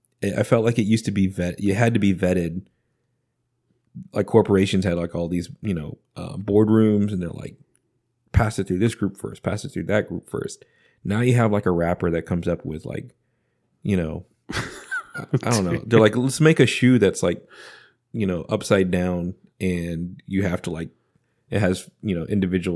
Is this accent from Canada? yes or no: yes; Canada; Sorry, I'm from up north.